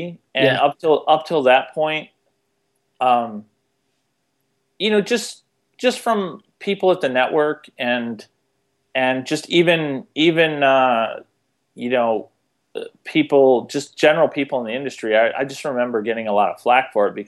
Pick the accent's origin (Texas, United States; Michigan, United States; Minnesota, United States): Michigan, United States; Detroit; moved away; I'm from Detroit originally